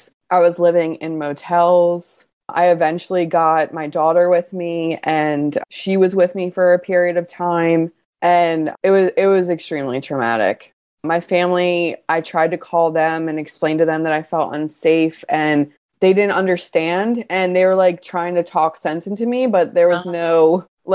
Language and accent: English; Baltimore, Maryland, United States; I'm from Baltimore